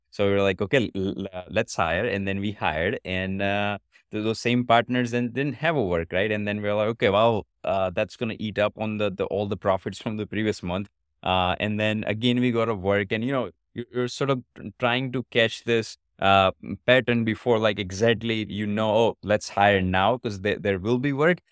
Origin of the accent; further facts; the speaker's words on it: India; moved away as an adult; now in United States; I was born in India, but I've been in States for about past seventeen years